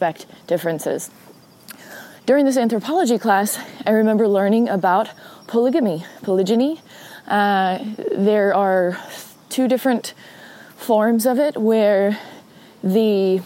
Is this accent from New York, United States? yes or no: no; Spanaway, Washington, United States; the town near where I grew up in Spanaway, Washington